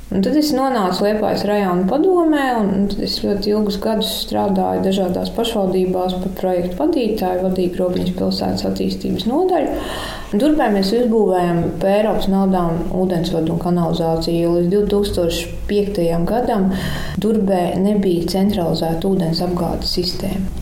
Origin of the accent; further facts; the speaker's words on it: Durbe, South Kurzeme Municipality, Latvia; mēs esam no Latvijas mazākās pilsētas tiešām